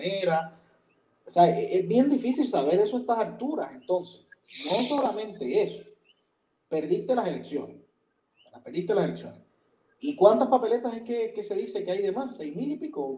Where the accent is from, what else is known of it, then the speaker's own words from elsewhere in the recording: Puerto Rico; los puertorriqueños no pagamos, entre otras cosas, income tax